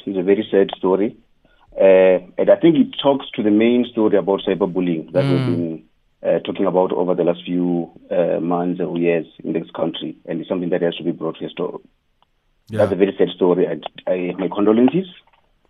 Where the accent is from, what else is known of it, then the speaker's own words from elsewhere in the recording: Nelwamondo, Venda, Limpopo, South Africa; I come from Nelwamondo, which is a village where we are the royals there